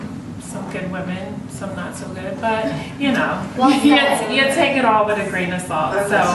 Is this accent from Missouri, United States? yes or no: no; New Jersey, United States; moved away as an adult; now in Los Angeles, United States; I'm from Jersey, but I've been living here for the past 4 years